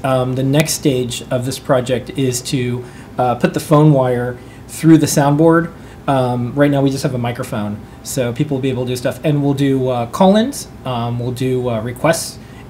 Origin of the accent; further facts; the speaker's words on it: Inverness, Florida, United States; moved away; also born or lived in Hoboken, New Jersey; I grew up in Inverness, Florida.